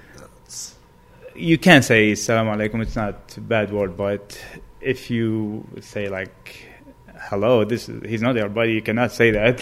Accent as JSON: {"language": "English", "town": "Baghdad", "region": "Baghdad Governorate", "country": "Iraq", "tie": "born or raised there", "moved": "as an adult", "lives_now": "United States", "said": "I was born and raised in Baghdad, Iraq"}